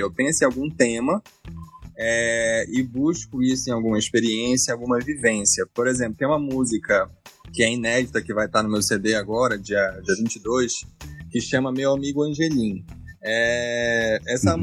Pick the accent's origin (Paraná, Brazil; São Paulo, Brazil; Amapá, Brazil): Amapá, Brazil; moved away; also born or lived in Goiânia; sou amapaense